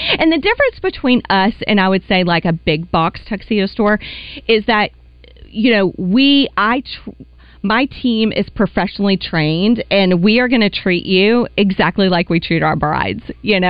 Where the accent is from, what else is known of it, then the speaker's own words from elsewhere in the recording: North Little Rock, Arkansas, United States; I grew up in Dogtown.